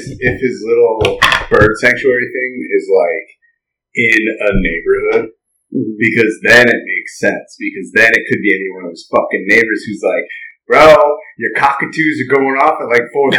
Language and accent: English; New England, United States; moved away; also born or lived in California; Okay, spent a lot of time in California, but I grew up in New England, the whitest place on earth.